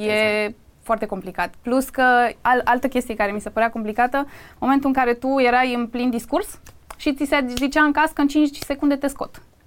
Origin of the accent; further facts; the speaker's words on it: Craiova, Dolj, Romania; moved away as an adult; now in Bucharest, Romania; Eu m-am născut în Craiova, eu vin din provincie practic